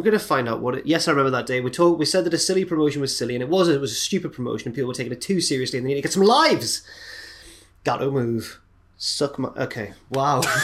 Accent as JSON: {"language": "English", "region": "England", "country": "United Kingdom", "said": "we're English"}